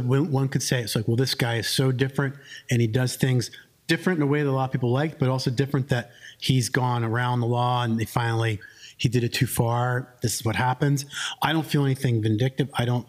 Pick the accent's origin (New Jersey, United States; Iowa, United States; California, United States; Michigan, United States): New Jersey, United States; I grew up in New Jersey.